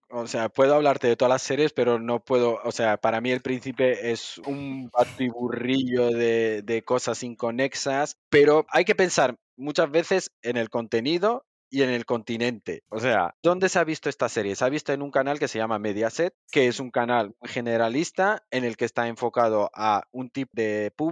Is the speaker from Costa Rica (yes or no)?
no; Spain; ¿por qué voy a ser marroquí si yo soy español? ¿O por qué me vas a poner un argelino cuando yo soy español?